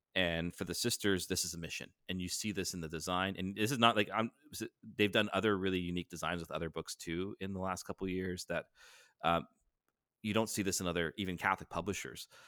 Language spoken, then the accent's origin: English; Canada; up here in Canada